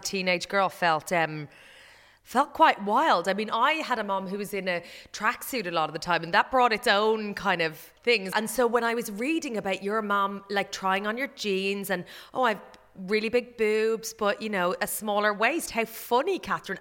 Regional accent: Ireland; as an Irish person

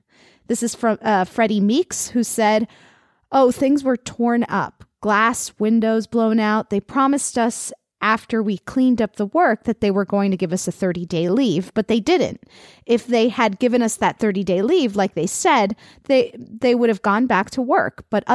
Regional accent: Florida, United States; Well, I'm from Florida. I'm Florida.

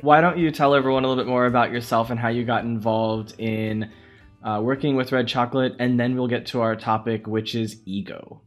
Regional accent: United States; as an American

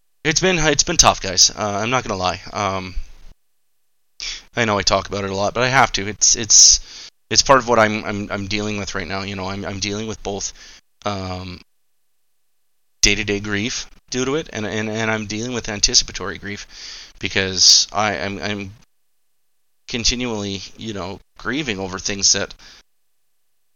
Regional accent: Nanton, Alberta, Canada; growing up in Nanton

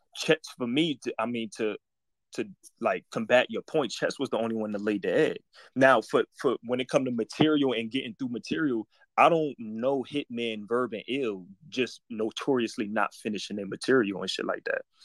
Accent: New Jersey, United States; I'm from Jersey.

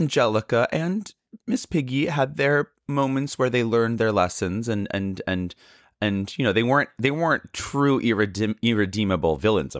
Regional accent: San Francisco, California, United States; also born or lived in Canada; So I was born in Canada, and I moved to the States in my youth. At the age of three, I lived in San Francisco.

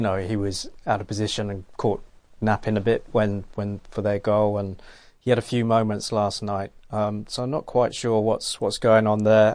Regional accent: England, United Kingdom; now in Australia; I'm English

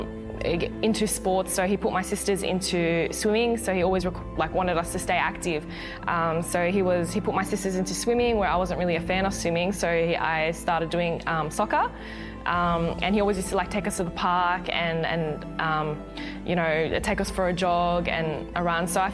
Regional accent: Australia; I'm an Australian amateur boxer

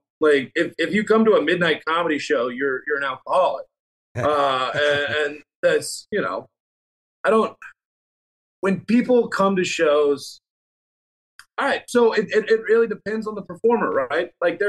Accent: the South, Southern United States, United States; accent: Southern; anytime I leave the South

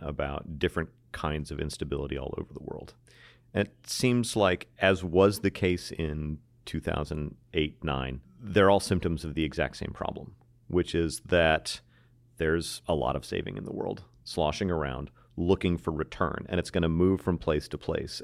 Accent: United States; an American

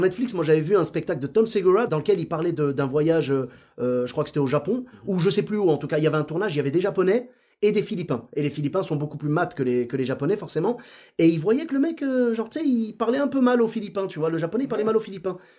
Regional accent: Morocco; nous, au Maroc, on a un peu la même chose, tu vois. Moi, je parle marocain.

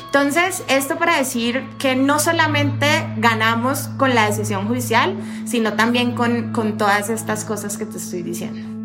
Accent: Colombia; las colombianas

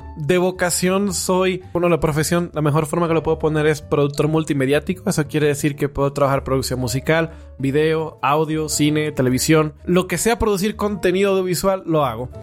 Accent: Dominican Republic

